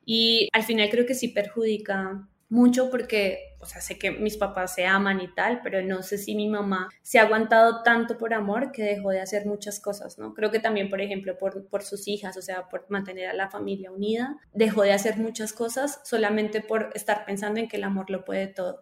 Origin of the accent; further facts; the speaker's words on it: Colombia; como buena colombiana